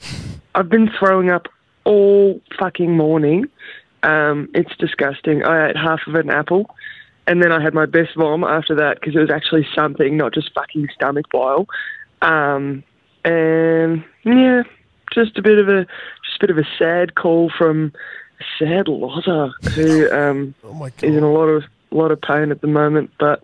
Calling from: Victoria, Australia; Hi, boys. I'm from Victoria here. How you going?

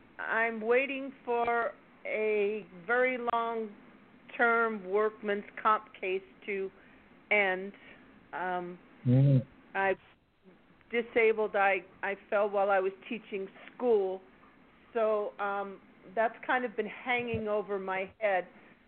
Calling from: Palm Springs, California, United States; It's … in Toasty Palm Springs.

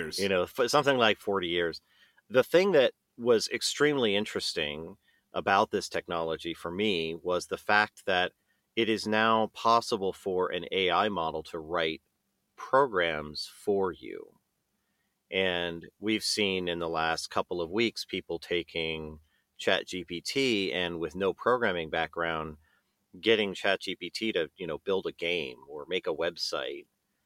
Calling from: Seattle, Washington, United States; Yes, I'm in Seattle, and we have a small office space here in the University District.

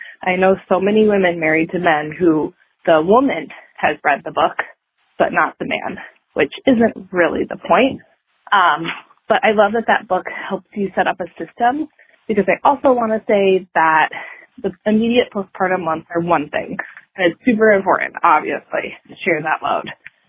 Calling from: Minneapolis, Minnesota, United States; I am calling from Minneapolis

